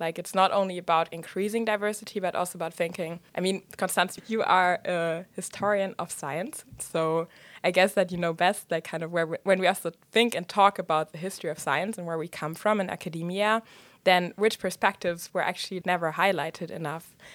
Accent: Germany; moved away; I was raised in Germany

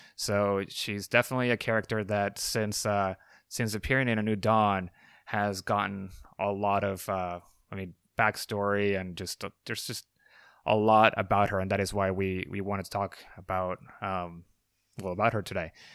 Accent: Puerto Rico; I am from Puerto Rico, so you know, I'm uh, I'm Hispanic as well

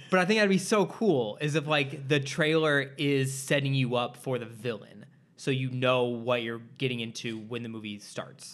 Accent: Midwest, United States; now in Los Angeles, United States; I'm also from the Midwest

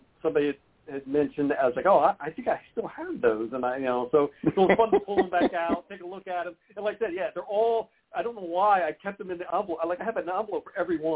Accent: Columbus, Ohio, United States; growing up in Ohio is kind of almost, you know, you're born with it, especially Columbus, Ohio

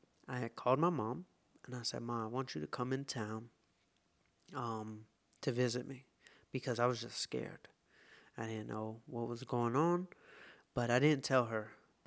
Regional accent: the South, United States; I'm from the South. Being vegan is not what...

